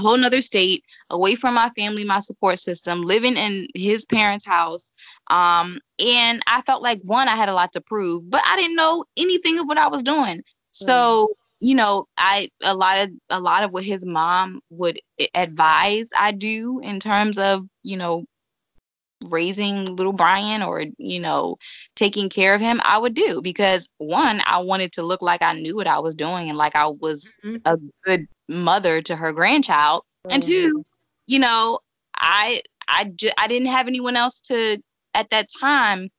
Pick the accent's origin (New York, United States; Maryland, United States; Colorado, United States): Maryland, United States; moved away as an adult; also born or lived in Cincinnati, Ohio; I'm from Maryland. I literally packed up my life, moved to Cincinnati